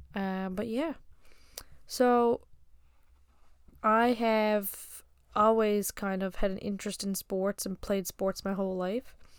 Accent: Newfoundland and Labrador, Canada; I'm from Newfoundland, Canada

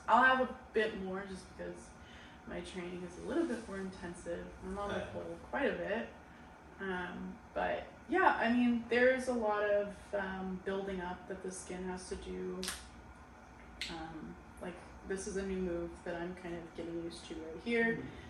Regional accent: Portland, United States; I'm actually from Portland.

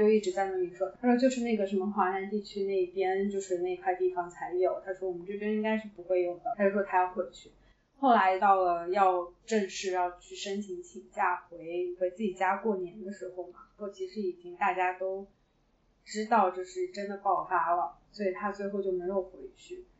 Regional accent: China; moved away as an adult; now in Hong Kong; 我是直接从老家飞回来的

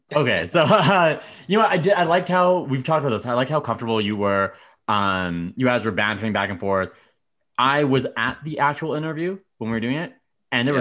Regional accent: Medicine Hat, Alberta, Canada; I grew up in Medicine Hat

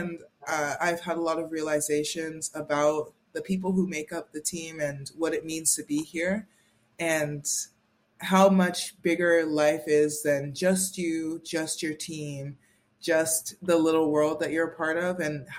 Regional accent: Miami, Florida, United States; moved away as an adult; also born or lived in Princeton, New Jersey; You already know that. You know that, Cami. And I'm from Miami, Florida.

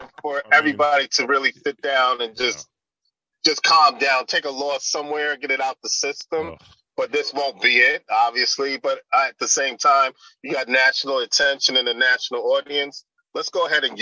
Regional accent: New York City, New York, United States; moved away; I'm from Brooklyn

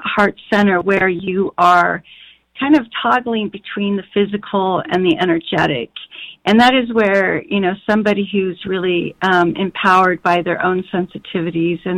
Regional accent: Colorado, United States; I grew up in Colorado

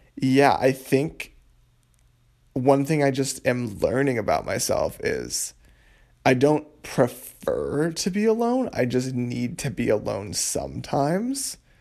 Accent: Massachusetts, United States; moved away as an adult; now in Providence, United States; my parents' houses back in my hometown in Massachusetts

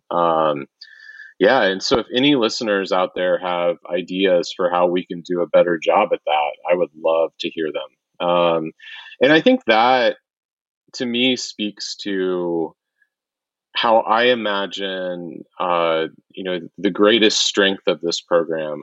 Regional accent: Wichita, Kansas, United States; I grew up in Wichita, Kansas

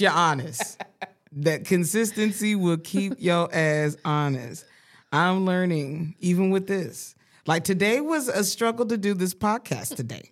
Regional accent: Colorado Springs, Colorado, United States; I grew up in Colorado.

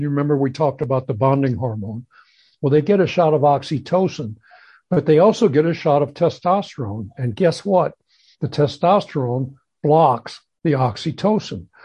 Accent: St. Louis, Missouri, United States; moved away; I grew up in St. Louis

